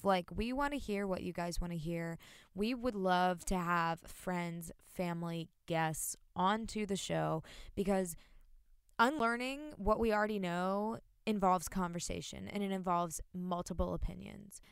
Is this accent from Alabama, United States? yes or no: no; North Carolina, United States; I am from North Carolina, born and raised